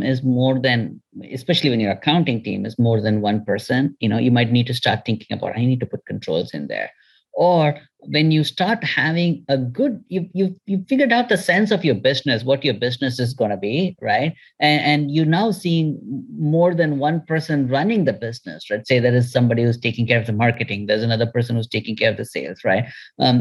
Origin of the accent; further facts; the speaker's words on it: India; moved away; also born or lived in California; I'm from India.